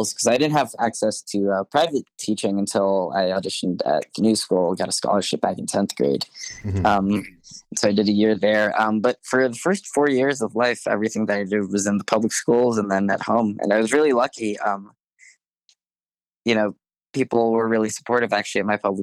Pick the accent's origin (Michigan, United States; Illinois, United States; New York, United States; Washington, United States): New York, United States; Uniondale; moved away as an adult; now in Los Angeles, United States; I am from New York, Uniondale, New York, originally. Grew up in the city and then moved recently to Los Angeles, California, which is where I'm currently based.